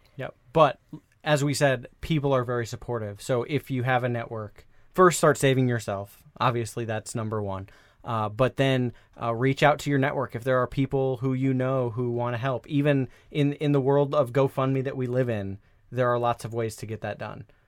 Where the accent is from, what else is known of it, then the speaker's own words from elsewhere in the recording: Des Moines, Iowa, United States; moved away; I'm from Iowa originally. I'm ri-, I'm from that, that same city, um, Des Moines, Iowa.